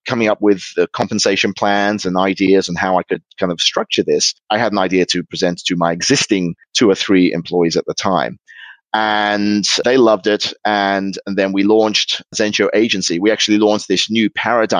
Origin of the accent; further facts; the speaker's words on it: Sydney, New South Wales, Australia; moved away as an adult; also born or lived in Germany / Liverpool, United Kingdom; now in Tokyo, Japan; I spent the first 8 years of my life in Liverpool, where my mother's from. So I had a real Scouse accent, which I quickly lost when the family moved to Australia when I was eight. And so I became Australian.